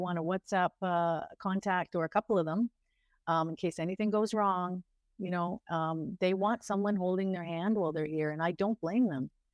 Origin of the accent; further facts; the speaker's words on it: Ontario, Canada; now in India; I'm from Ontario, uh, Canada